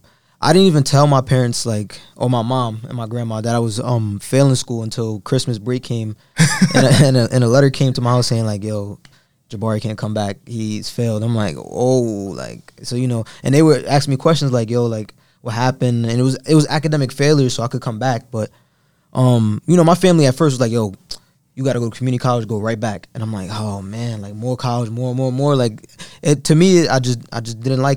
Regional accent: Brooklyn, New York, United States; So I'm coming from East New York. I lived in East New York pretty much my whole life.

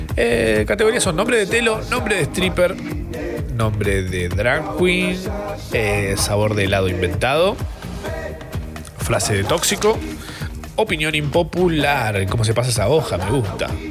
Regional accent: Capilla del Monte, Córdoba, Argentina; Capilla del Monte, de donde soy yo, de Córdoba

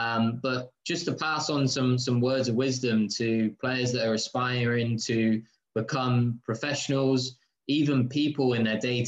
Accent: England, United Kingdom; moved away; when I was growing up in England

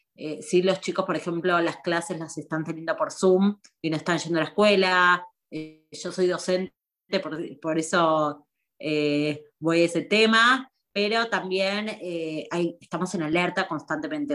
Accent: Argentina; moved away as an adult; also born or lived in Buenos Aires; now in Israel; como argentinos viviendo acá

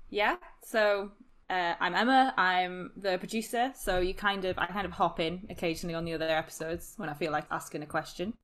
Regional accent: Newcastle upon Tyne, North East England, United Kingdom; moved away as an adult; also born or lived in Sheffield; I'm originally from Newcastle.

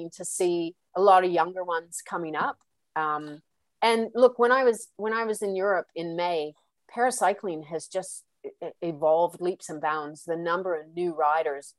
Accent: Canada; moved away as an adult; now in Australia; I'm Canadian too

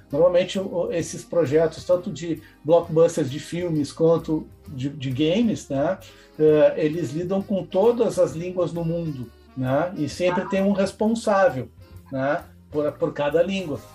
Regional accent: Porto Alegre, Rio Grande do Sul, Brazil; sou porto-alegrense, nascido na Beneficência Portuguesa

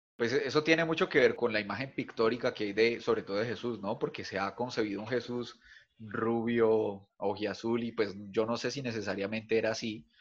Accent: Bogotá, Colombia; now in Cali, Colombia; soy bogotano también, aunque vivo en Cali

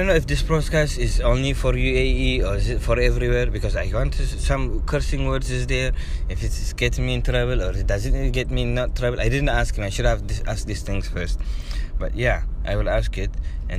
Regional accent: Eritrea; Did I tell you I'm from Eritrea? Yeah, Eritrea is a country in East Africa. East Horn of Africa.

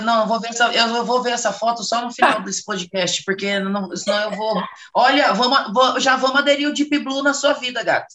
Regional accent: Rondônia, Brazil; moved away as an adult; now in São Paulo, Brazil; eu sou de Rondônia, tem agora em agosto faz nove anos que eu moro em São Paulo.

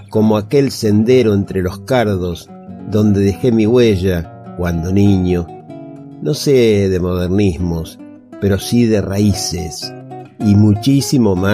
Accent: Buenos Aires, Argentina; yo había nacido en la ciudad de Buenos Aires

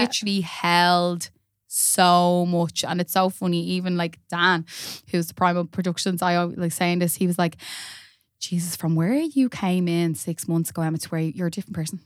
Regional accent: Dublin, Leinster, Ireland; also born or lived in Drumcondra; moved to Cabra when I was about four or five

